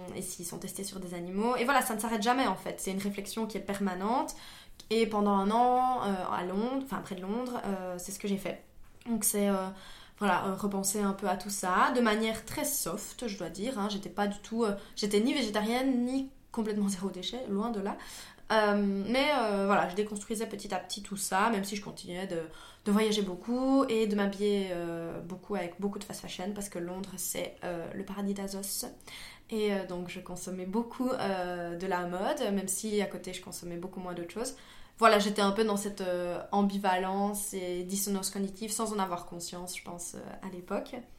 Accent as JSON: {"language": "French", "town": "Liège", "region": "Wallonia", "country": "Belgium", "said": "moi je suis liégeoise"}